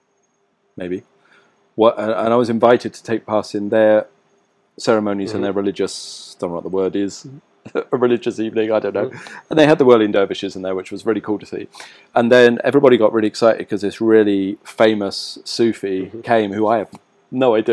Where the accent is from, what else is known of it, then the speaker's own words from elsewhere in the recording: rural southern England, United Kingdom; being an Englishman like I am, brought up in rural yeah. southern England